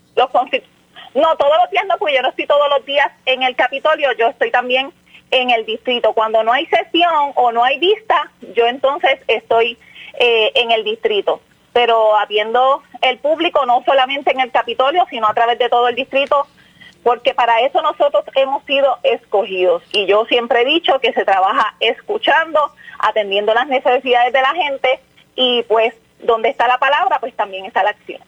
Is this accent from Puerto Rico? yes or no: yes; Jayuya, Puerto Rico; yo soy de Jayuya y el alcalde es mi padre